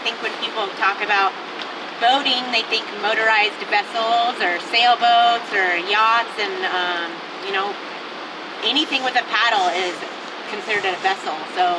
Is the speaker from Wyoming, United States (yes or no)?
no; Southern California, United States; I'm from Southern California